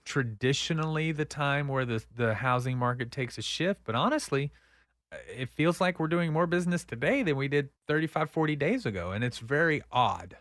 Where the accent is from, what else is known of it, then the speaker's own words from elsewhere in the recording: Texas, United States; I grew up here.